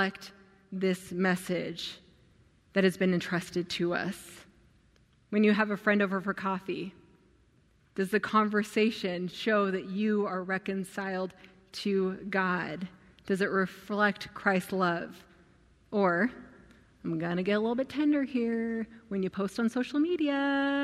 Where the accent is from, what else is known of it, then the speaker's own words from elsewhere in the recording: United States; also born or lived in Afghanistan; I couldn't stop being American. I mean, I look very American